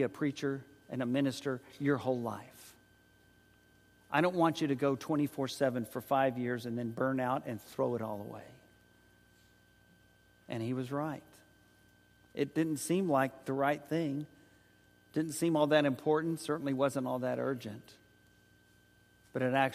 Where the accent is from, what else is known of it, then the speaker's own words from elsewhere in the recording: San Antonio, Texas, United States; also born or lived in Oklahoma City, Oklahoma; when we were there in high school.